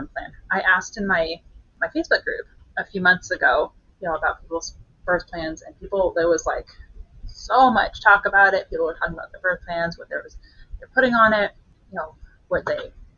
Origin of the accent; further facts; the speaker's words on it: Canada; moved away as an adult; now in Kansas City, United States; I'm not from here. I'm Canadian, and I moved here when I was 10 weeks pregnant